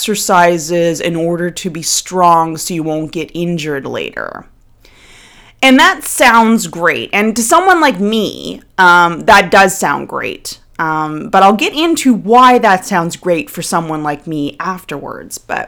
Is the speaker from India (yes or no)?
no; Nova Scotia, Canada; moved away; I'm originally from the Maritimes of Canada. I'm originally from Nova Scotia.